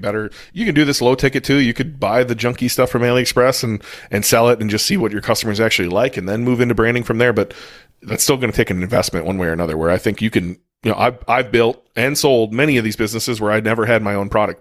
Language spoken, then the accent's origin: English; United States; I'm American.